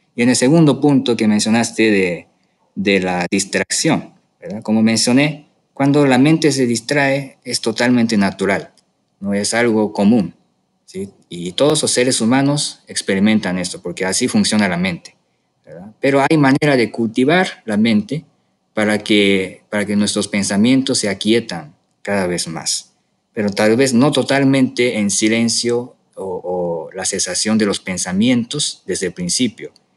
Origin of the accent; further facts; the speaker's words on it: Japan; moved away as an adult; now in Mexico; del, sushi de Japón que acostumbré ahí, ahí en mi tierra